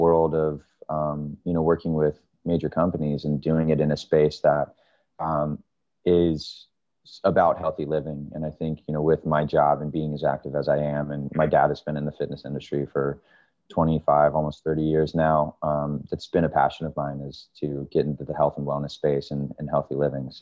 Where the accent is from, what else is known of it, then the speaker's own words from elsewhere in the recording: Florida, United States; also born or lived in Maryland; growing up on the East Coast, I'm originally from Maryland and living in Florida for the most of my life.